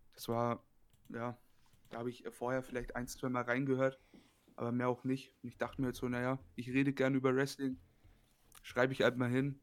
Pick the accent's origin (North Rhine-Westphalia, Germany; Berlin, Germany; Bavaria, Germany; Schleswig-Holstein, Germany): Bavaria, Germany; Bayreuth; Ich komme aus dem wunderschönen Bayreuth. Das ist eine Stadt in Oberfranken, in Bayern.